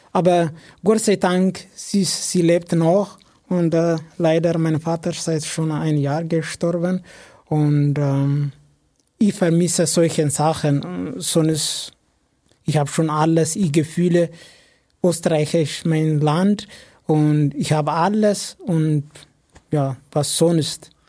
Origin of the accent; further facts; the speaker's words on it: Ethiopia; German is a second language; Ja, bei uns in Äthiopien, zum Beispiel in meinem Dorf, das ist normal das ist ein normaler Job.